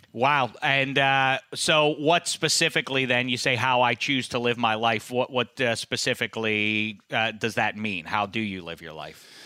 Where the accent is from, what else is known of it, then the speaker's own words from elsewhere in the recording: Pittsburgh, Pennsylvania, United States; now in Los Angeles, United States; when I was growing up in Pittsburgh